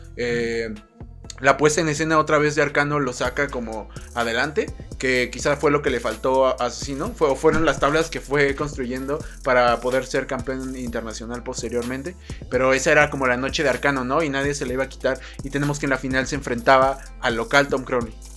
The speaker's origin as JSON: {"language": "Spanish", "country": "Mexico", "said": "a mí como mexicano"}